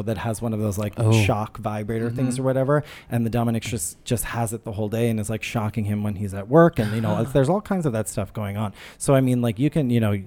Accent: New Orleans, Louisiana, United States; also born or lived in upstate New York; now in New York, United States; I'm from New Orleans.

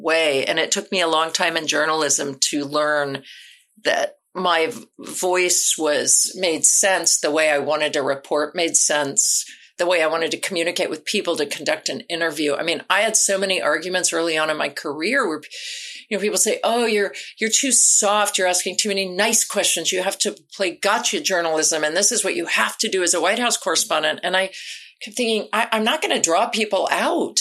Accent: Ohio, United States; moved away; I grew up in Ohio

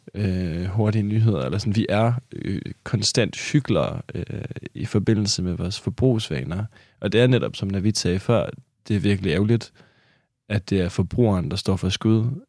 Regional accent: Kolding, Southern Denmark, Denmark; jeg er fra Kolding

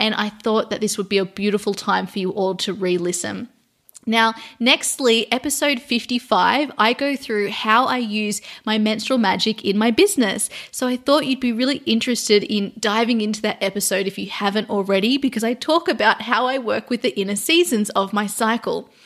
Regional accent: Sydney, New South Wales, Australia; now in London, United Kingdom; I am moving from London to Sydney, Australia. So I'm going back to my hometown

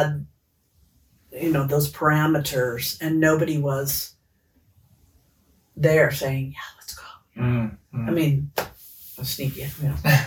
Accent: Los Angeles, California, United States; as a child growing up in Los Angeles

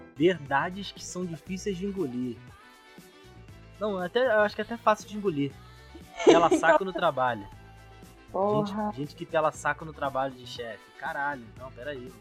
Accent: São Gonçalo, Rio de Janeiro, Brazil; eu sou de São Gonçalo, aqui não tem trem e tal

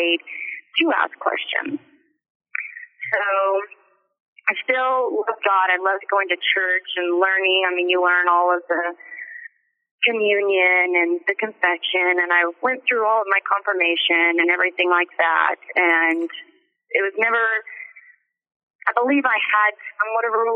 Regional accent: Oklahoma, United States; the town that I grew up in Oklahoma

